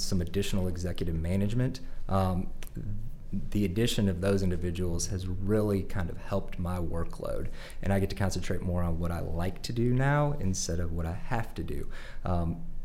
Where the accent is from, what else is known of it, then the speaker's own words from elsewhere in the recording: St. Louis, Missouri, United States; moved away as an adult; also born or lived in New Orleans, Louisiana; now in Little Rock, United States; I was born in New Orleans, raised in St. Louis.